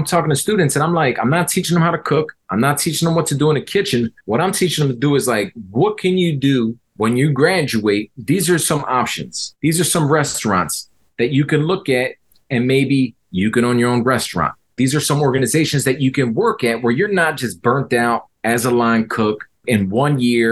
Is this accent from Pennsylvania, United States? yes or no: yes; Philadelphia, Pennsylvania, United States; we're from that neighborhood. Me and my partner from that neighborhood